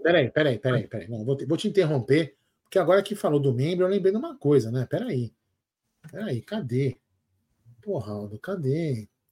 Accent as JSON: {"language": "Portuguese", "region": "São Paulo", "country": "Brazil", "said": "a gente é daqui de São Paulo"}